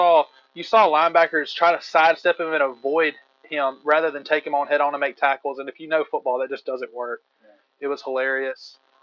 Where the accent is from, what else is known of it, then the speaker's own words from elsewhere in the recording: Western Mississippi, United States; From not very far from where I grew up in Western Mississippi.